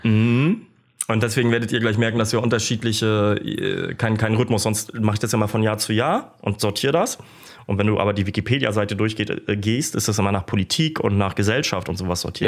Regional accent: Kiel, Schleswig-Holstein, Germany; moved away; also born or lived in Stralsund; in meiner alten Heimat in Kiel, Emschenhagen, da bin ich groß geworden

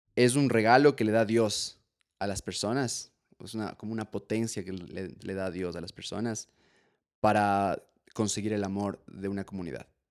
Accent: Ecuador; yo soy ecuatoriano también

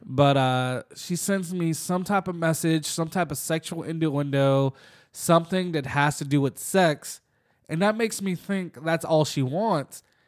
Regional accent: Jacksonville, Florida, United States; we're from Jacksonville

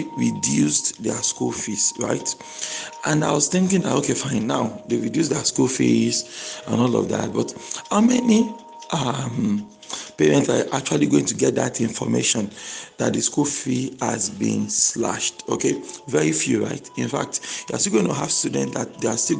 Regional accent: Nigeria; I'm a Nigerian, and I'm actually happy to be Nigerian.

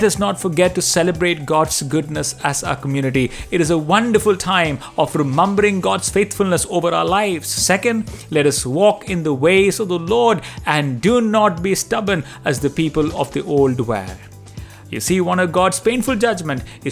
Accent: Delhi, India; growing up in Delhi, I have seen my Hindu friends celebrate their festivals with pomp and show.

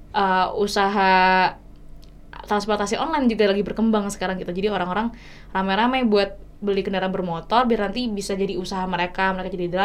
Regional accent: Surakarta, Central Java, Indonesia; karena aku juga dari Solo

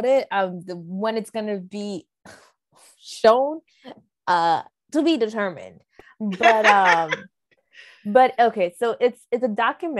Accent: United States; My story as a American born, background as a Dominican

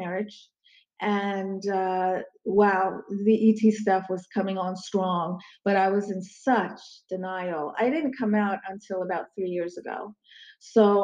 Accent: Crofton, Maryland, United States; also born or lived in Istanbul, Turkey / Baltimore, Maryland; this happened in Crofton, Maryland, which is a suburb of DC, very close to Annapolis, Maryland. Okay. It's where I did a lot of my growing up

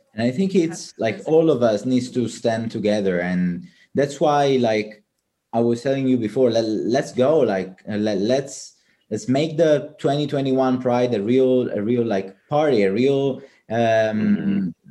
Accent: Palermo, Sicily, Italy; moved away; palermo my my hometown

